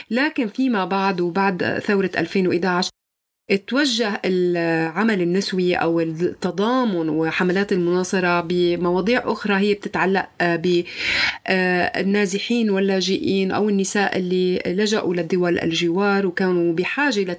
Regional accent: Syria; accent: Syrian; بس أنا ولدت على أراضيها وما شفت غير سوريا وبحكي لهجة سورية وبعرف عادات سوريا وحافظة كل تفاصيلها

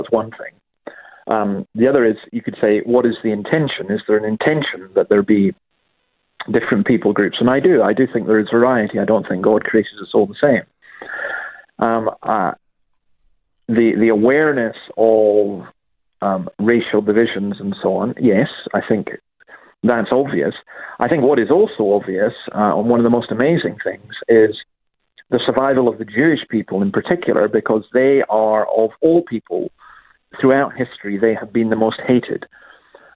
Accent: Scotland, United Kingdom; I'm quite proud of my own background. I'm Scottish

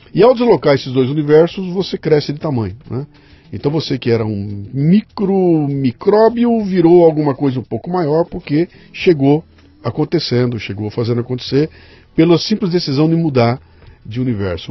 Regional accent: Bauru, São Paulo, Brazil; eu sou com 62, eu sou de Bauru

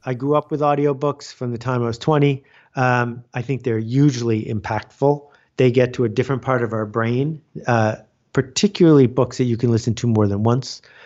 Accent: Buffalo, New York, United States; I grew up in Buffalo, New York, which is known around the world for snow.

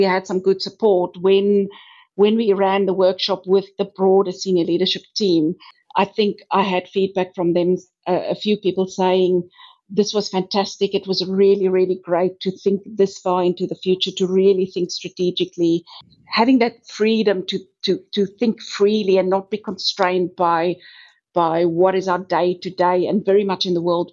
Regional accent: South Africa; now in Australia; as you might be able to hear from my accent, I'm originally from South Africa

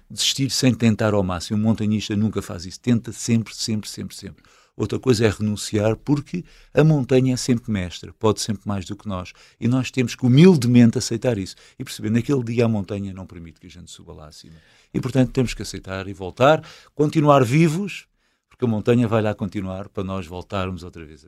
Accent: Alverca do Ribatejo, Lisbon, Portugal; sou de Alverca

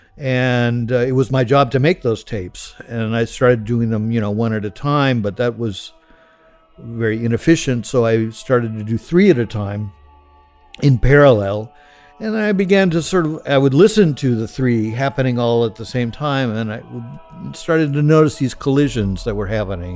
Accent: Los Angeles, California, United States; I grew up in the San Fernando Valley, uh, which is the suburb of Los Angeles, greater Los Angeles area

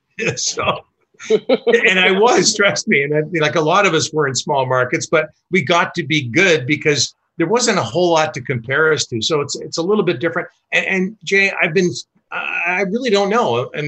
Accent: Vancouver, British Columbia, Canada; I grew up in Vancouver.

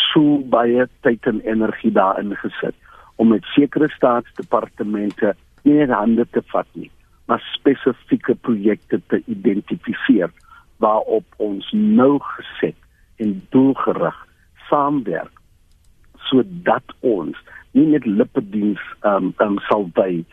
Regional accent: South Africa; ons as Suid-Afrikaners

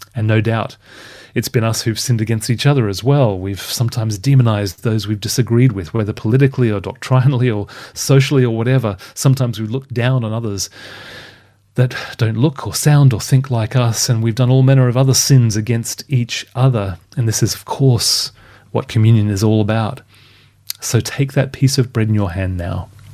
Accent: Brisbane, Queensland, Australia; accent: softer Australian; moved away as an adult; also born or lived in Perth / Sydney; now in United Kingdom; was born and raised in Brisbane. Twenty-six years in Brisbane, only six and a half in Perth

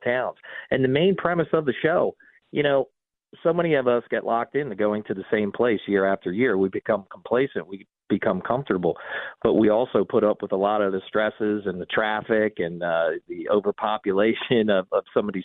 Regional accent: Pennsylvania, United States; I'm from Pennsylvania

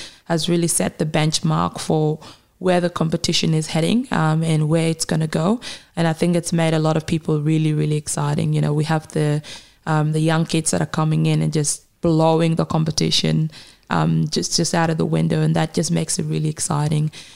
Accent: Kenya; also born or lived in South Sudan; now in Australia; I am a young South Sudanese woman who obviously is Australian now, but almost I'm also Kenyan. I grew up in Kenya for many years

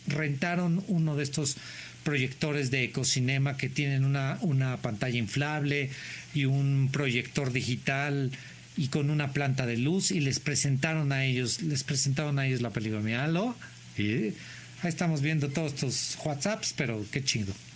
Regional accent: Mexico; somos los mexicanos

